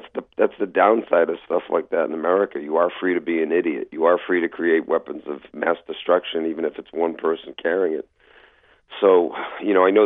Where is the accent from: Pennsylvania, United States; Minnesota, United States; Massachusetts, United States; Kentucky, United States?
Massachusetts, United States; Malden; In my hometown, Malta, just north of Boston